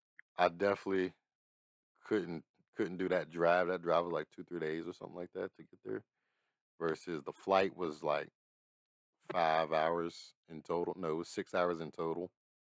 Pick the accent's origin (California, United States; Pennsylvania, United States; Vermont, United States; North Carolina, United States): Pennsylvania, United States; Pittsburgh; I'm from Pittsburgh. Only amusement park here is Kennywood.